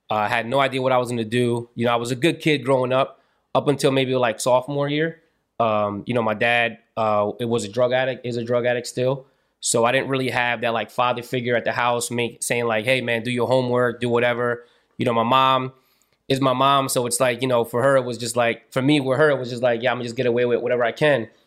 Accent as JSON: {"language": "English", "town": "Long Branch", "region": "New Jersey", "country": "United States", "said": "So it was like, you know, I'm from Long Branch. I'm in school. I don't really know what I'm, you know, I, I didn't know anybody at the time."}